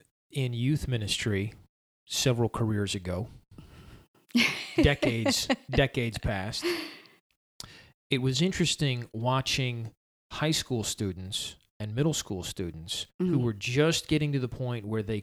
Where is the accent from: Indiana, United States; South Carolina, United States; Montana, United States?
South Carolina, United States; Summerville; Because growing up in Somerville, all the stations are way down in Mount Pleasant and Charleston.